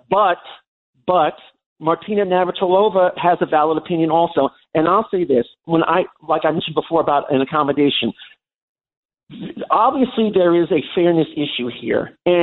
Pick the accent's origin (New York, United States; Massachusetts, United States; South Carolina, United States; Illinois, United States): New York, United States; Long Island; growing up on Long Island in the 1970s and 80s